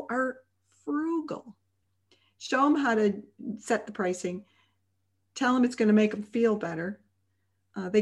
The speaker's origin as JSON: {"language": "English", "town": "Chicago", "region": "Illinois", "country": "United States", "moved": "yes", "said": "we're originally from Chicago"}